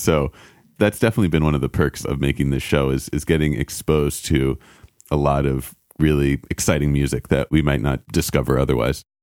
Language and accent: English; New York City, New York, United States; moved away as an adult; also born or lived in California; now in Los Angeles, United States; I grew up in New York City, and then we swapped coasts eventually